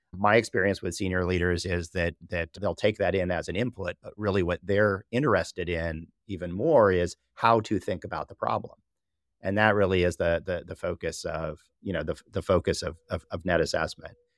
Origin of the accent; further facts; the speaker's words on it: Southern California, United States; I was born and raised in Southern California